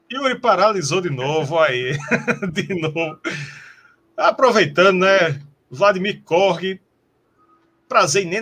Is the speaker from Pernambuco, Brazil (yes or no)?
yes; Recife, Pernambuco, Brazil; Sim, de Recife, somos de Recife.